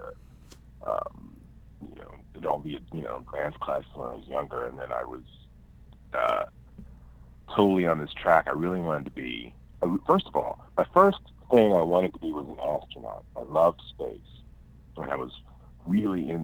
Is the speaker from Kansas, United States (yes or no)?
no; Pittsburgh, Pennsylvania, United States; born or raised there